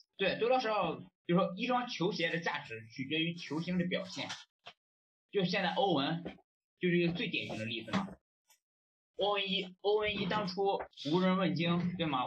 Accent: China; now in Malaysia; 我们中国人

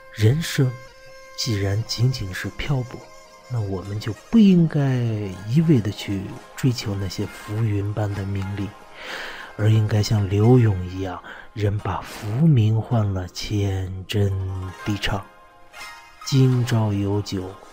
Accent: China; 我们中国人

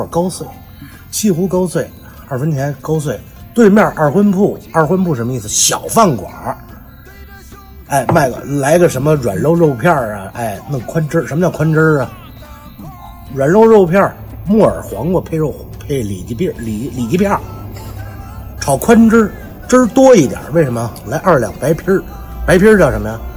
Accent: Beijing, China; accent: Beijing accent; 我们是北京人

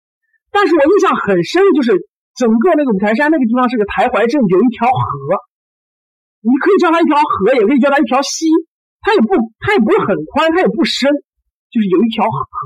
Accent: Taiyuan, Shanxi, China; 因为我我我我我我就是山西人嘛，在太原长大的。

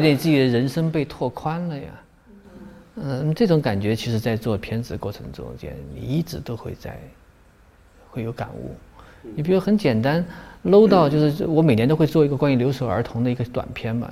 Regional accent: Guizhou, China; moved away; 我对贵州比较熟悉，我是贵州出来的

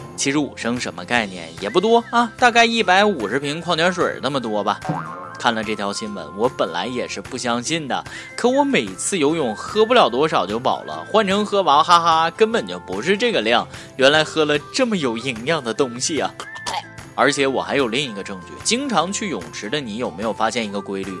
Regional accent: China; 我们中国人小学的时候

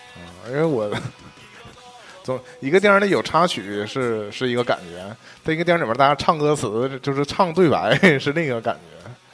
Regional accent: China; 作为一个中国人来讲

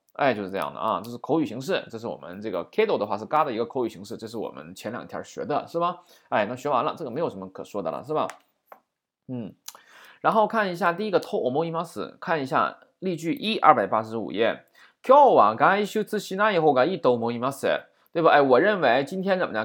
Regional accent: China; 我们中国人会经常说什么呀

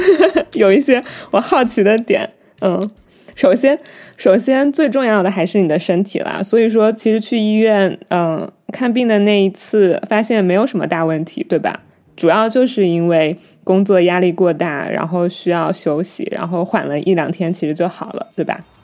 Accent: Wuhan, Hubei, China; 因为我是武汉人

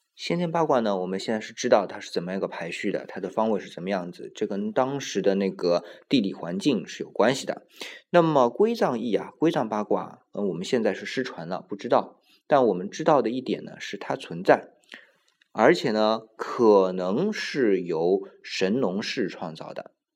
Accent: China; 我们中国人

